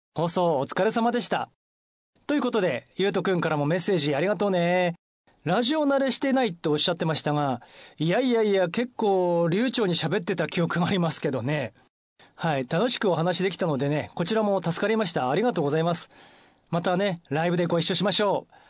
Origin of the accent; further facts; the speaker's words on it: Shibutami, Iwate, Japan; 私のふるさと渋谷の姫上ホール